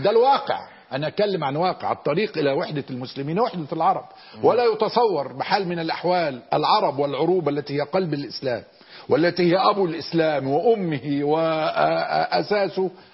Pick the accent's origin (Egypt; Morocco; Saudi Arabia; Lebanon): Egypt; أنا كمصري